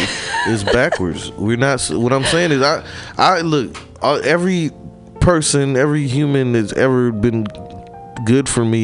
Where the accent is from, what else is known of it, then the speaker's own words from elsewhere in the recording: Midwest, United States; now in San Francisco, United States; Like, I'm came from the Midwest, they were this way, and I'm here now.